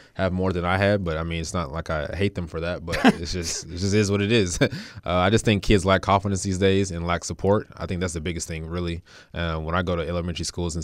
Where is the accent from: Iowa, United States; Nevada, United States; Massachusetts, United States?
Nevada, United States; Las Vegas; I grew up on the west side in Doolittle.